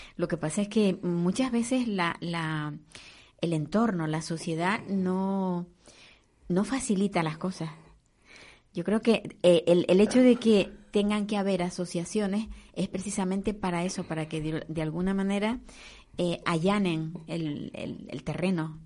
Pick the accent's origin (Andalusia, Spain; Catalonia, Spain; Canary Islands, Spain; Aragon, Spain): Canary Islands, Spain; Las guaguas que decimos aquí en Canarias